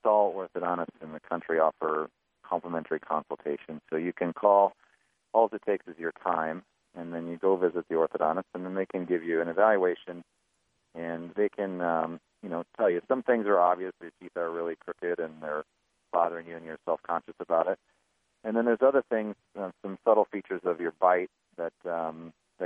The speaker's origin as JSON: {"language": "English", "town": "Lake Orion", "region": "Michigan", "country": "United States", "tie": "born or raised there", "said": "I grew up around Metro Detroit in a very blue-collar town called Lake Orion, Michigan"}